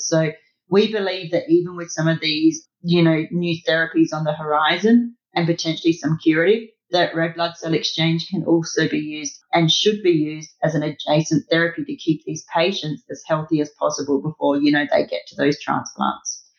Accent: Australia; I'm Australian, I talk mils.

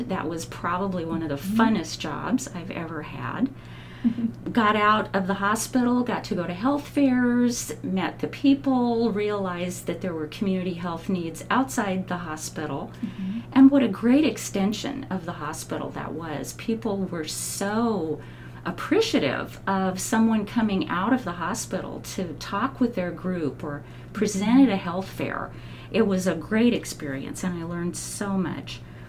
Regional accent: Albany, Oregon, United States; moved away as an adult; now in Salem, United States; I was born down in Albany, mm-hmm. and lived there most of my life, moved up here to Salem in 2005.

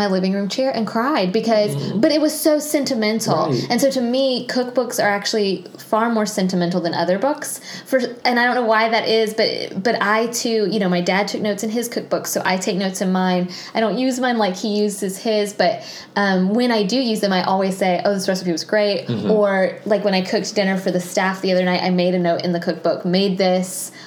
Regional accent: Tallahassee, Florida, United States; the church that I grew up going to in Tallahassee

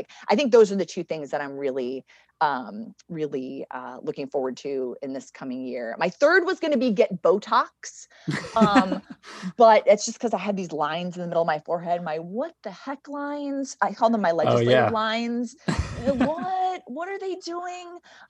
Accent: Oklahoma, United States; moved away; when I moved from Oklahoma, I used to get called the most influential Oklahoman nobody'd ever heard of.

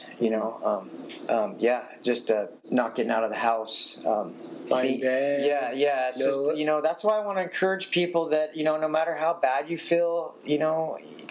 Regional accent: Santa Barbara, California, United States; I was born in Santa Barbara, not too far from here.

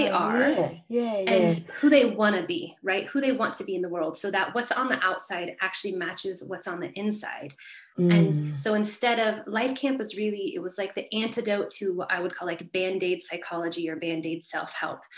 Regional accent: Northern California, United States; I grew up in California, mm-hmm. where I still live, and I was the middle child of four. And so we lived in this really beautiful place in Northern California

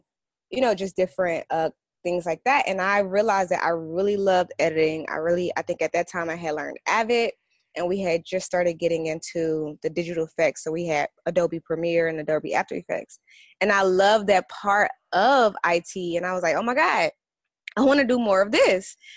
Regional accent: St. Louis, Missouri, United States; now in Los Angeles, United States; I'm from St. Louis

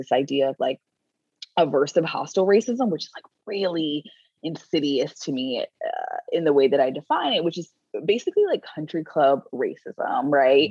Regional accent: North Florida, United States; I grew up in North Florida, which is the South

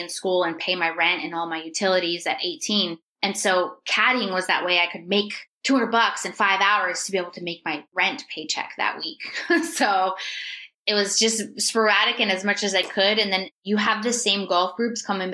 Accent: New Hampshire, United States; moved away as an adult; also born or lived in Myrtle Beach, South Carolina; born and raised in New Hampshire.

